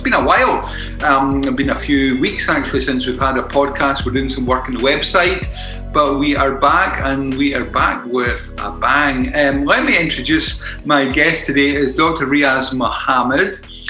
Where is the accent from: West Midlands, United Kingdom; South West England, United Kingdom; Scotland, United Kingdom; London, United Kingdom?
Scotland, United Kingdom; Glasgow; I'm from the Glasgow area.